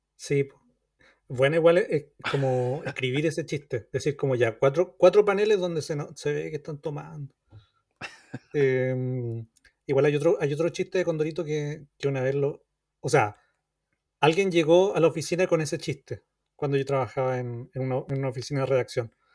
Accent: Chile; uno como chileno, como niño chileno que iba a la playa, que, leyó miles y miles de condoritos

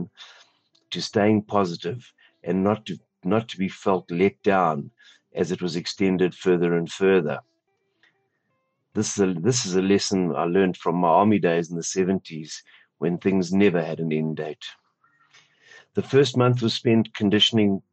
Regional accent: Sandton, Gauteng, South Africa; I'm from Morningside, Sandton, South Africa

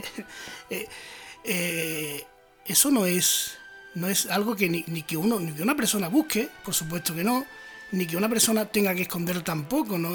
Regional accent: Andalusia, Spain; mi tierra, por Andalucía

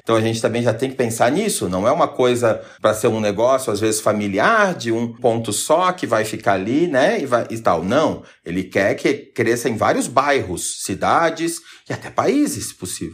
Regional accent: Santa Catarina, Brazil; also born or lived in New York; eu sou de Santa Catarina, minha mãe é da, do litoral e meu pai da serra

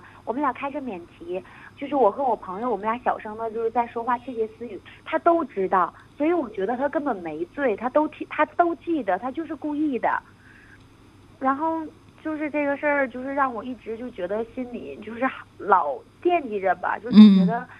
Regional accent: Northeast China, China; moved away as an adult; now in United Kingdom; 我我是东北的人

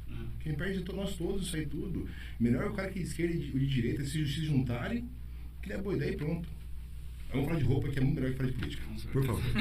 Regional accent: Brazil; Sou brasileiro.

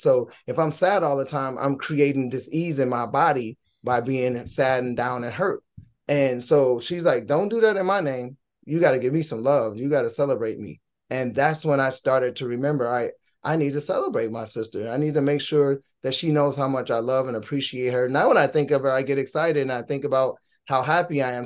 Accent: Gary, Indiana, United States; moved away; also born or lived in Minnesota / Fullerton, California; We're from Gary, Indiana. T-Lo and myself originally, the group was formed in Minnesota, but T-Lo and I are born from Gary, Indiana

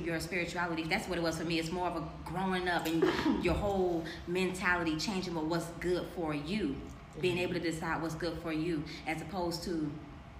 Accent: Miami, Florida, United States; I'm from Miami

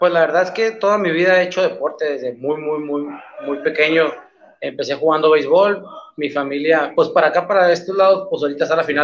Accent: Los Mochis, Sinaloa, Mexico; Yo soy de los Mochis, Sinaloa, eh, acá para el norte, crossfitero del norte, de Sinaloa.

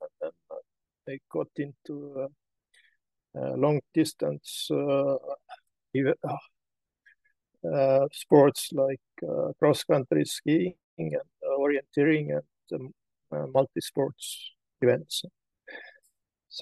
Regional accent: Estonia; I'm from Estonia

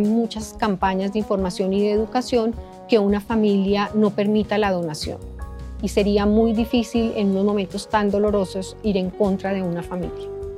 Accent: Colombia; nosotros como seres colombianos, como ciudadanos colombianos

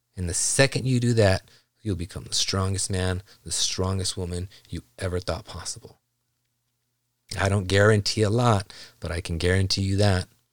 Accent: South Gate, California, United States; I grew up in Los Angeles, Southgate, California in the nineties

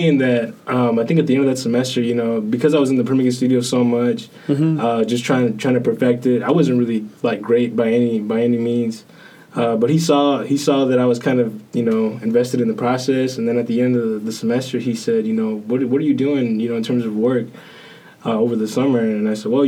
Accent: South Texas, United States; moved away as an adult; now in Kentucky, United States; growing up in South Texas, there's like everybody is predominantly, you know, Hispanic, you know, Mexican American

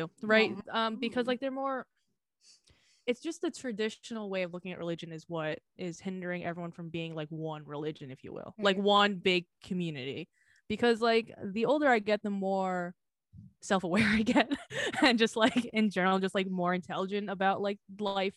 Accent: Philippines; I am Filipino

